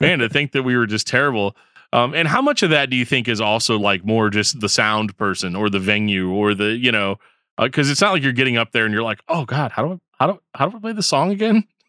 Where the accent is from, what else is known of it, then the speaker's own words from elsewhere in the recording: Midwest, United States; 'cause I'm from the Midwest